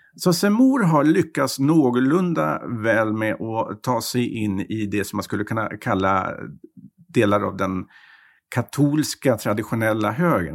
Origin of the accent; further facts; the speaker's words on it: Sweden; moved away as an adult; now in Paris, France; när man som svensk kommer